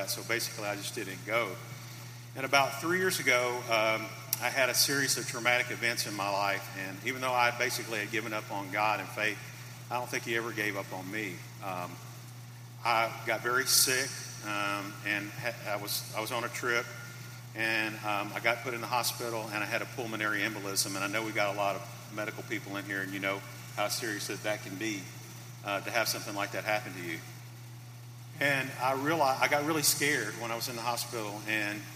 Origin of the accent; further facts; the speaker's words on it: Memphis, Tennessee, United States; I grew up in Memphis